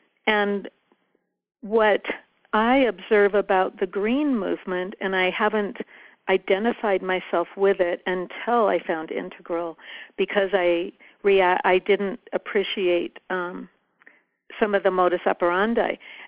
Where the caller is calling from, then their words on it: Paradise Valley, Montana, United States; I'm from Paradise Valley in Montana.